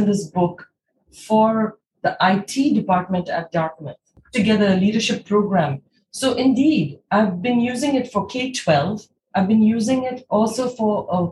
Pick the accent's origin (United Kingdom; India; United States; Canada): India; as somebody who was born and brought up in India